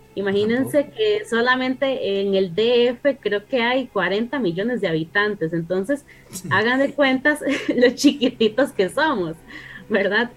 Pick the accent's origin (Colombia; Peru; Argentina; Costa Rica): Costa Rica; mi familia viene de México, solo que yo nací aquí en Costa Rica